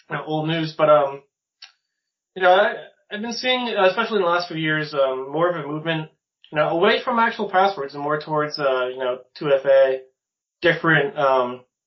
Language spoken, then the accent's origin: English; Massachusetts, United States; I'm from Massachusetts.